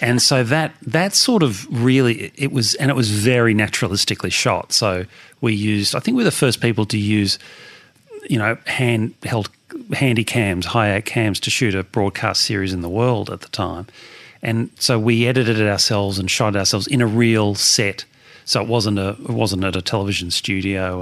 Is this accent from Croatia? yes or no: no; Melbourne, Victoria, Australia; born or raised there